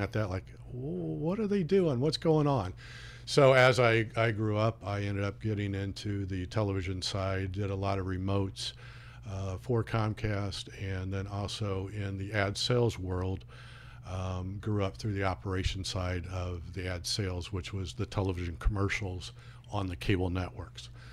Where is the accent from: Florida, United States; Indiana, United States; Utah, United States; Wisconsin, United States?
Indiana, United States; Peru; moved away as an adult; I grew up in Peru, Peru, Indiana, that is